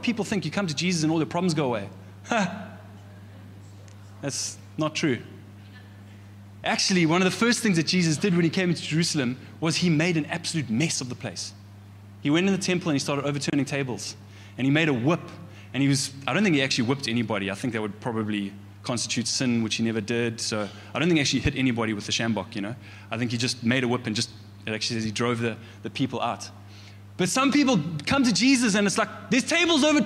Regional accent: Pietermaritzburg, KwaZulu-Natal, South Africa; in Maritzburg, I grew up in the Methodist Church

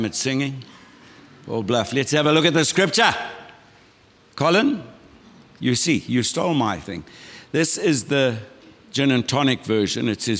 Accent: Umhlali, KwaZulu-Natal, South Africa; Yvonne and I were born and brought up on the North Coast, a little place called Umhlali.

